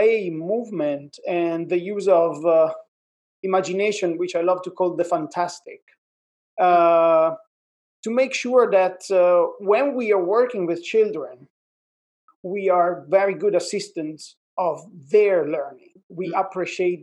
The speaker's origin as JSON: {"language": "English", "town": "Milan", "region": "Lombardy", "country": "Italy", "also_born_or_lived": "Queens, New York", "moved": "yes", "lives_now": "New York, United States", "said": "I'm originally from Milan, Italy, and I am based in Queens, New York."}